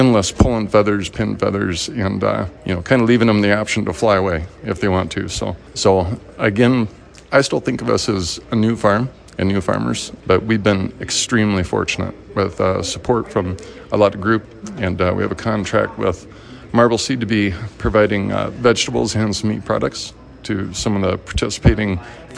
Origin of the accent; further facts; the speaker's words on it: South Dakota, United States; moved away; I grew up in South Dakota